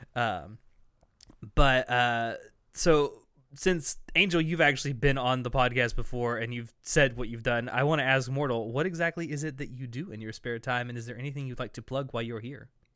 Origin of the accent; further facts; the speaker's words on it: American South, United States; accent: Southern American; a American accent with a Southern, like, draw to it